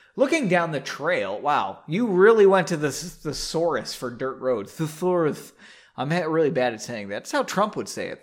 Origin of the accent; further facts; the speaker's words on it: Massachusetts, United States; saying a Zan makes me sound like I'm from Massachusetts, which I am